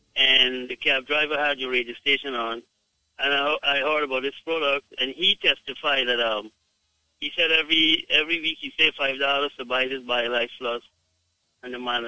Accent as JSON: {"language": "English", "country": "Guyana", "said": "I am from Guyana, but my wife is from Jamaica. So I've been to Jamaica a lot."}